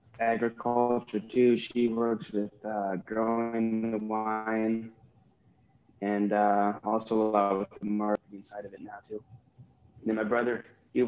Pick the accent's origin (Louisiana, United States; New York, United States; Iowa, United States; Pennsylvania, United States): Iowa, United States; Southeast; I grew up in Southeast Iowa, and I just work on my family's farm